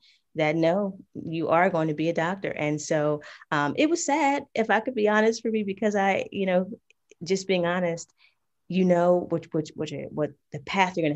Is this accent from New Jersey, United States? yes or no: yes; New Jersey, United States; now in Georgia, United States; we grew up together in New Jersey. Right now, I'm currently in Georgia